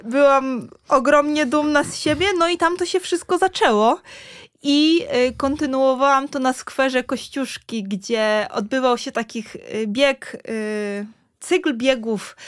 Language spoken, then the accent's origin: Polish; Ryn, Warmian-Masurian Voivodeship, Poland; moved away as an adult; also born or lived in Giżycko; now in Warsaw, Poland; jestem z Rynu, no to jest 20 kilometrów